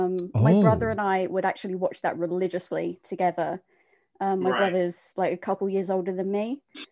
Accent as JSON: {"language": "English", "area": "Essex", "region": "East of England", "country": "United Kingdom", "said": "I'm from Essex. So a couple of hours, like, northeast of London."}